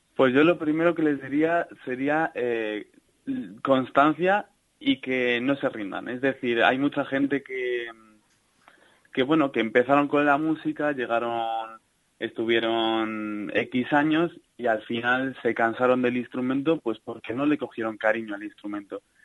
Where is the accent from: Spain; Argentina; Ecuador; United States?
Spain; Salamanca, Castile and León; Yo soy de Salamanca.